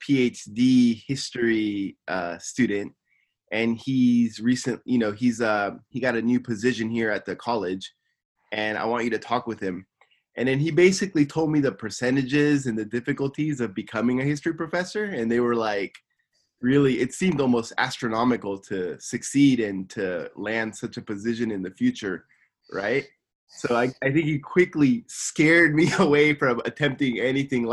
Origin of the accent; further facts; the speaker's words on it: Simi Valley, California, United States; moved away as an adult; now in Tokyo, Japan; I'm from Simi Valley, California, and I'm living in Tokyo, Japan